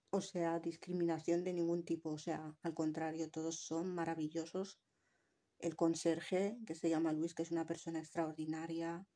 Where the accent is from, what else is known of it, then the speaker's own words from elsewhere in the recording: Tangier, Tanger-Tetouan-Al Hoceima, Morocco; also born or lived in Valencian Community; now in Spain; yo soy marroquí, nacida en Tánger